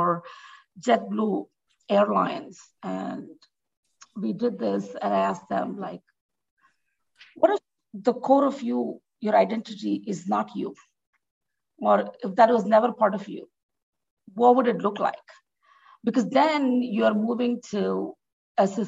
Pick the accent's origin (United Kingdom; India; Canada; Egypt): India; now in United States; as an immigrant, for example, for me, I am more Indian in the US than in India